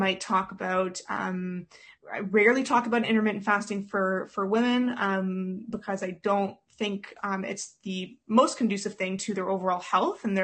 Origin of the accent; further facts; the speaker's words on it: Canada; a lot of us, especially as Canadian folk